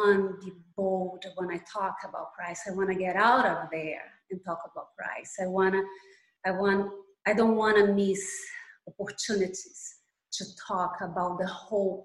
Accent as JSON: {"language": "English", "country": "Brazil", "accent": "Brazilian", "second_language": "English", "moved": "yes", "lives_now": "Miami, United States", "said": "as you can tell by my accent, I'm Brazilian"}